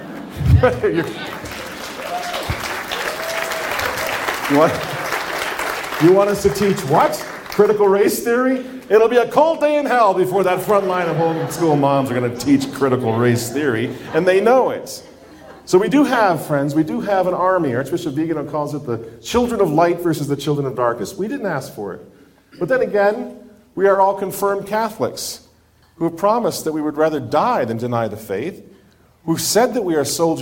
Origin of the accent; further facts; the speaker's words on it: Minneapolis, Minnesota, United States; I come from Minneapolis